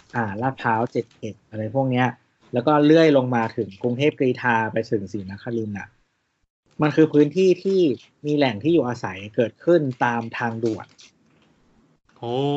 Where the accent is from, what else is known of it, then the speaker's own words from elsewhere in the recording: Chiang Rai, Thailand; moved away; บ้านเกิดเราที่เชียงราย